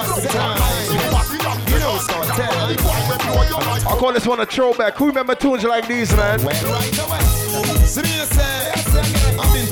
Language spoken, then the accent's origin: English; Trinidad & Tobago; I'm from Trinidad Tobago, a place called Lavantil Road